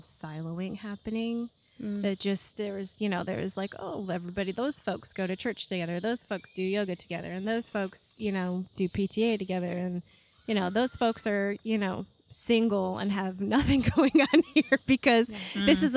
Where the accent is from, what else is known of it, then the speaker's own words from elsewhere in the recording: Rochester, New York, United States; also born or lived in Raleigh, North Carolina; now in Northwest Arkansas, United States; I'm from, born and raised in Rochester, New York.